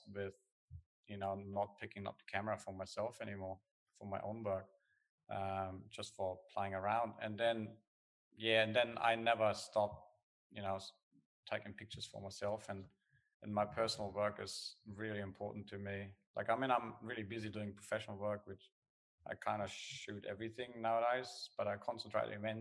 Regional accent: Germany; accent: German; English is a second language; moved away as an adult; also born or lived in Australia; now in Perth, Australia; I come from Germany. That's where the accent is. I moved to Australia, I think I was 25.

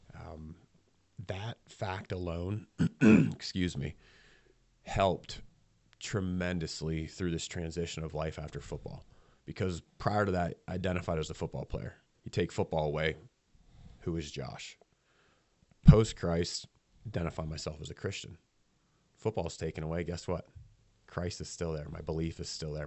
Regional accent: Millheim, Pennsylvania, United States; I grew up in Milheim

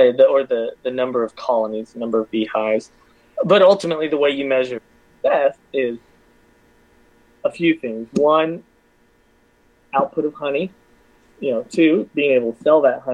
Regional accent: Athens, Georgia, United States; I'm from Athens. This is my home

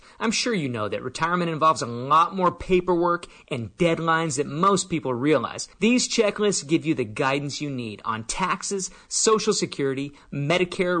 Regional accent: San Diego, California, United States; moved away; originally we're from San Diego

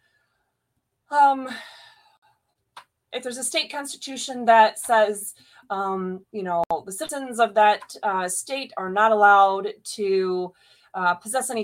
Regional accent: Michigan, United States; in Michigan, because that is my home state

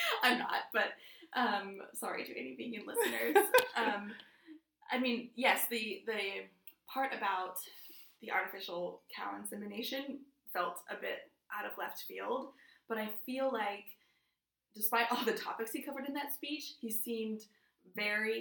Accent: Dayton, Ohio, United States; I'm from Dayton

